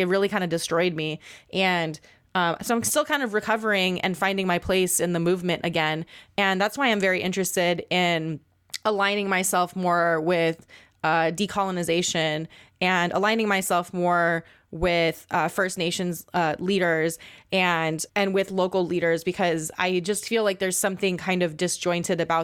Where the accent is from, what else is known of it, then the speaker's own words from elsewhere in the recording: Guam; moved away; I grew up on Guam as an Indigenous person